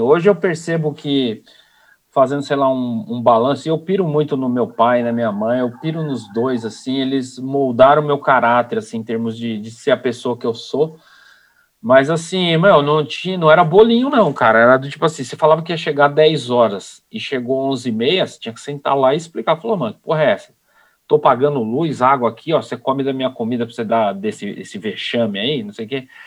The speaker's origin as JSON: {"language": "Portuguese", "region": "São Paulo", "country": "Brazil", "tie": "born or raised there", "said": "eu sou de São Paulo"}